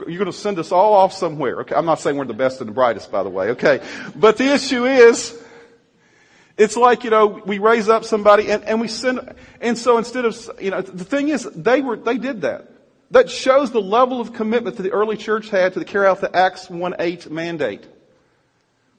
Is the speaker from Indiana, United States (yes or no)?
no; Virginia, United States; moved away; I'm from Virginia